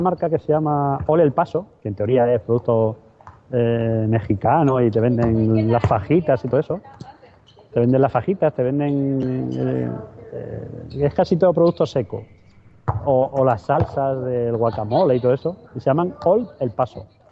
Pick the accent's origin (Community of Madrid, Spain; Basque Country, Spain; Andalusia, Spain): Community of Madrid, Spain; Madrid; now in Seville, Spain; yo soy de Madrid, aunque vivo en Sevilla.